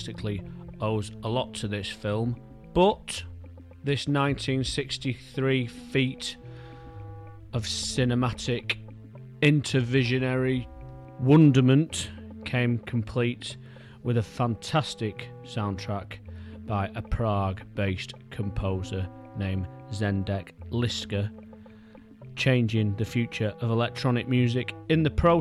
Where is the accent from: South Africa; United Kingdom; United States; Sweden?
United Kingdom; Manchester, North West England; my hometown Manchester